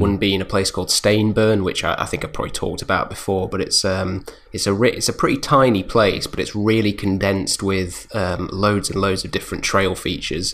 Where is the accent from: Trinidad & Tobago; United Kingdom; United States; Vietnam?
United Kingdom; we're British